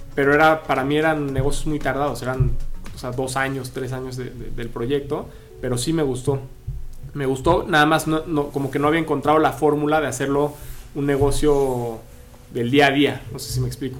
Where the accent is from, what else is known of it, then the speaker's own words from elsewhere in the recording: Mexico City, Mexico; moved away; also born or lived in San Diego, United States / Guadalajara, Mexico; yo soy de la Ciudad de México